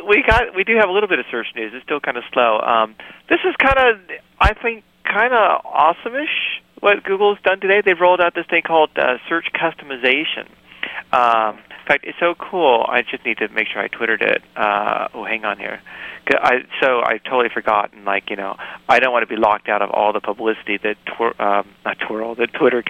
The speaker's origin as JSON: {"language": "English", "region": "New York", "country": "United States", "tie": "born or raised there", "said": "That's my view growing up in New York, right?"}